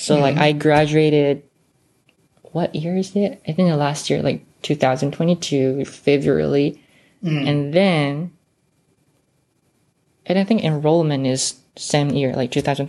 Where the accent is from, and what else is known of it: Osaka, Japan